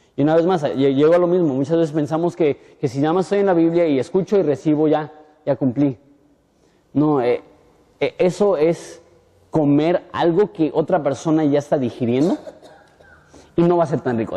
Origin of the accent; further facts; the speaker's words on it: Punta Banda, Baja California, Mexico; yo soy de Punta banda